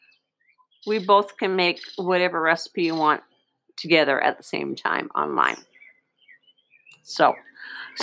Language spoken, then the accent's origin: English; Canada; I'm from Canada